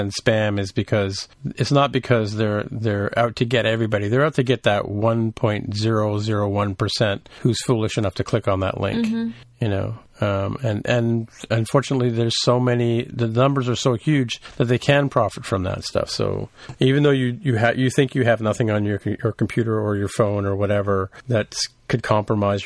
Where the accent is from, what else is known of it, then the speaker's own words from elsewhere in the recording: Canada; as a Canadian